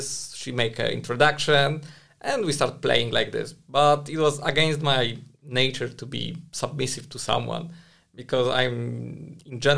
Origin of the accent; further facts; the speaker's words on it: Prague, Czechia; I'm from Prague